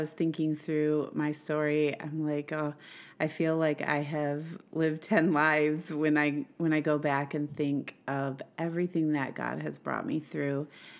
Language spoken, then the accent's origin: English; Swartz Creek, Michigan, United States; also born or lived in Flint; I was born in Flint, like you said, and grew up in a little town called Swartz Creek. It's a suburb of Flint.